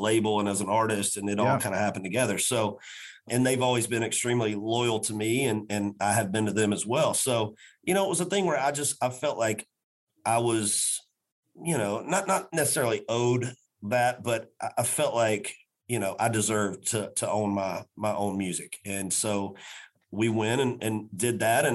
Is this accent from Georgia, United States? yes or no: yes; Macon, Georgia, United States; now in Nashville, United States; a children's hospital in my hometown of Macon, Georgia